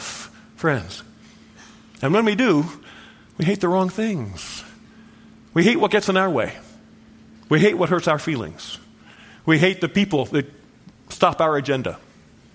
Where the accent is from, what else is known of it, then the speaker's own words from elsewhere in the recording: Southern California, United States; I grew up in Southern California